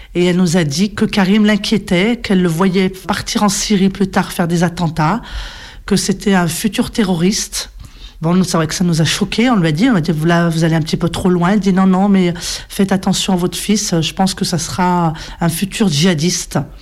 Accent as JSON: {"language": "French", "town": "Rouen", "region": "Normandy", "country": "France", "tie": "born or raised there", "said": "je suis née ici, sur Rouen. J'ai grandi là."}